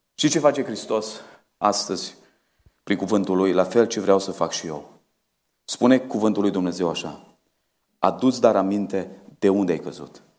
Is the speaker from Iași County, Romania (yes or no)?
no; Bistrița, Bistrița-Năsăud, Romania; now in Oradea, Romania; la noi în Bistrița